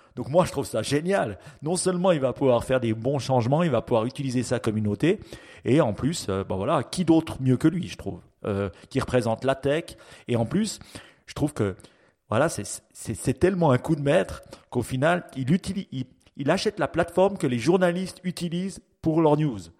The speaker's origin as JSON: {"language": "French", "country": "Switzerland", "said": "chez nous en Suisse"}